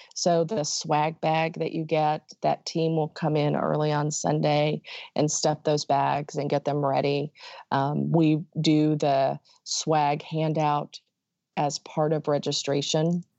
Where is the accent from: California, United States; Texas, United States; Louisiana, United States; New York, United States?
Texas, United States; Dallas; I'm from the Dallas area